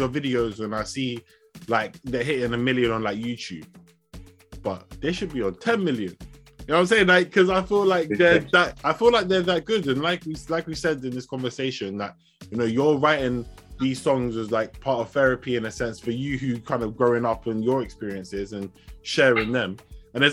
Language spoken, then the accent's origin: English; United Kingdom; I'm British born